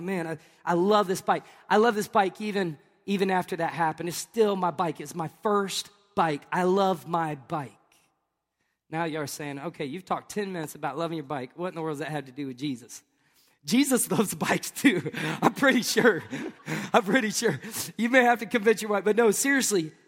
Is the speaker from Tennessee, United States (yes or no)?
yes; Tennessee, United States; moved away; also born or lived in Tampa, Florida; I'm from Tennessee.